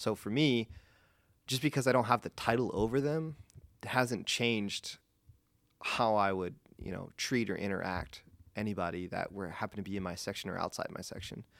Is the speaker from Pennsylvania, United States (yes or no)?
yes; Gettysburg, Pennsylvania, United States; I'm from Gettysburg